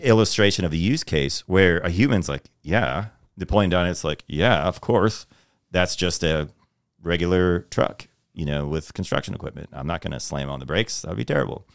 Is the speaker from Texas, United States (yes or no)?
yes; Texas, United States; also born or lived in New York; I'm originally from New York, but I grew up in Texas